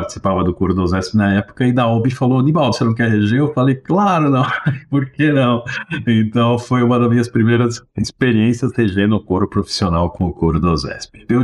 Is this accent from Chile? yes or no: yes; Chile; Portuguese is a second language; now in Brazil; chilenos chegaram no Brasil, na 75, 76, com a minha família, e começo a estudar, como todo mundo aqui, aprendi o português mais ou menos decente, pelo menos meu sotaque não aparece tanto